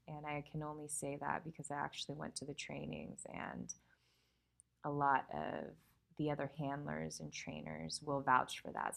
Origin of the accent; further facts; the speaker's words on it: California, United States; I'm from California